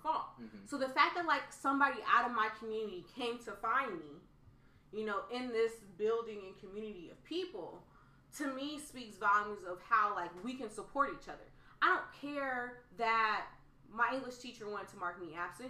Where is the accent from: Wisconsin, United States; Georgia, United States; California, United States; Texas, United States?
California, United States; Oakland; growing up in Oakland